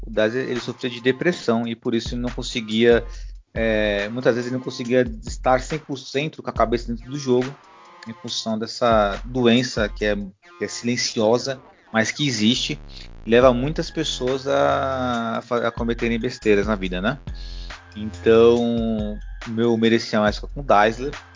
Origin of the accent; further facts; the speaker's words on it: Brazil; Eu sou brasileiro